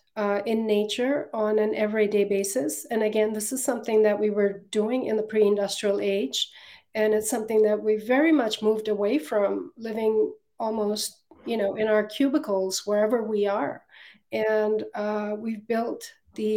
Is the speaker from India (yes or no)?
yes; Northeast India, India; now in United States; I grew up partly in Northeast India, a region that was truly teeming with 10,000 plant species